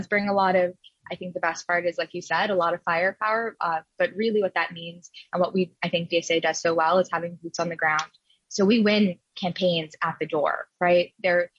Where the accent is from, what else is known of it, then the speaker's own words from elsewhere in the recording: New York City, New York, United States; I was born and raised in Queens. I was actually raised in Elmhurst.